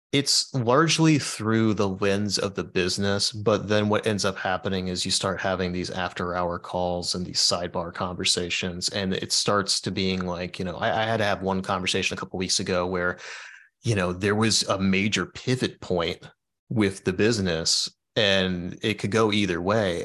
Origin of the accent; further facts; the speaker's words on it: Dayton, Ohio, United States; moved away as an adult; also born or lived in Florida Keys; I live in Dayton, Ohio